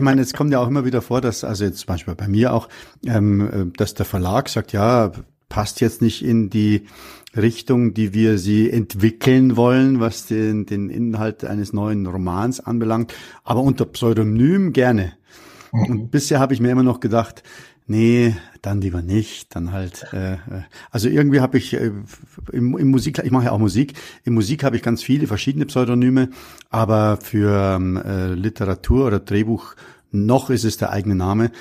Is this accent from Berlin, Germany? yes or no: no; Munich, Bavaria, Germany; ich bin in München am Hasenbergel aufgewachsen